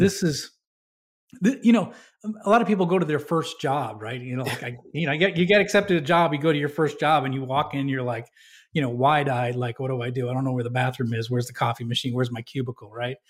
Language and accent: English; New Hampshire, United States; moved away; I grew up in New Hampshire